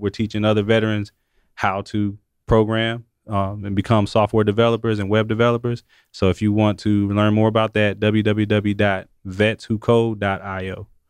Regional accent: Atlanta, Georgia, United States; we're both from Atlanta

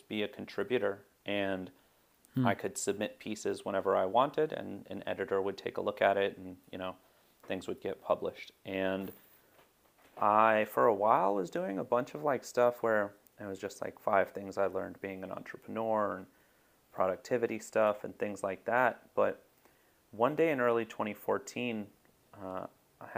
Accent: United States; a Pakistani American Muslim

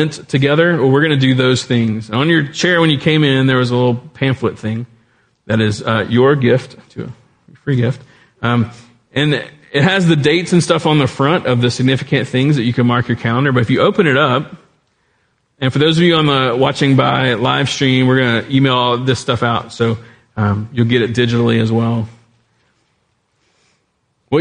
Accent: South Louisiana, United States; I grew up in South Louisiana.

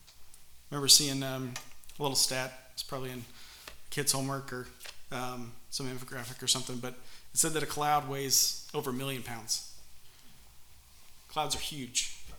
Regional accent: Pakistan; I used to live next to a river when I was growing up in Pakistan, the Indus River. It's a pretty big river.

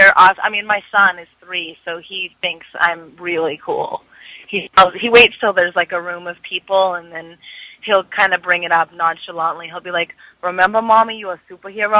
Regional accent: Vancouver, British Columbia, Canada; moved away; I'm actually from Vancouver, so I love to go home and work and see my family

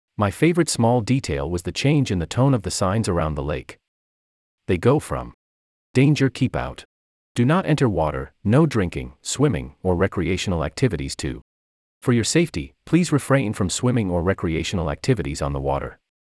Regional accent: St. Louis, Missouri, United States; moved away as an adult; also born or lived in San Francisco Bay Area, California; now in Stanford, United States; I am 2,000 miles away from my hometown of St. Louis

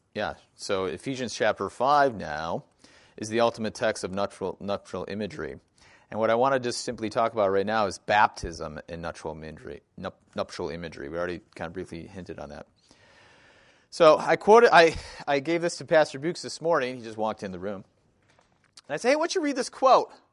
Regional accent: Wisconsin, United States; I grew up in Wisconsin

